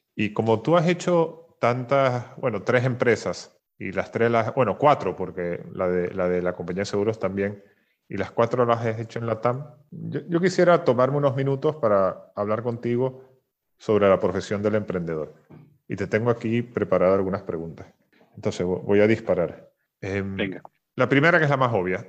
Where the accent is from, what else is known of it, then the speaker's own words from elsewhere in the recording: Venezuela; moved away; yo, soy venezolano